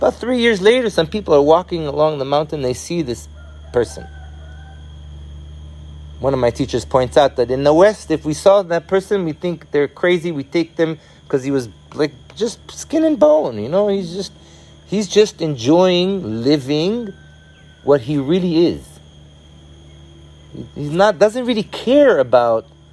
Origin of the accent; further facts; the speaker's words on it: Israel; moved away; I was born in Israel